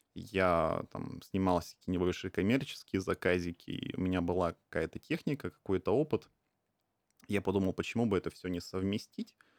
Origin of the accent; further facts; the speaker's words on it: Khabarovsk, Khabarovsk Krai, Russia; now in Tokyo, Japan; я из Хабаровска. А, это дальневосточный город, очень небольшой